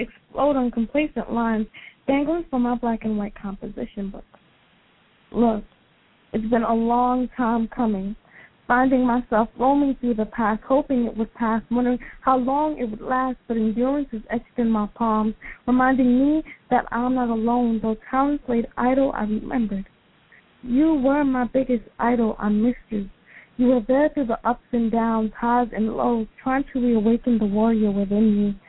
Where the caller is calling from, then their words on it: Allentown, Pennsylvania, United States; I'm Allentown, Pennsylvania.